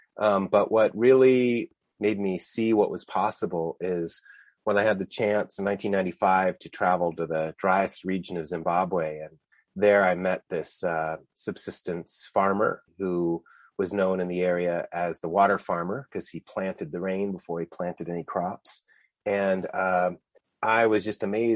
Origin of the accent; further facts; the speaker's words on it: Tucson, Arizona, United States; I grew up here in Tucson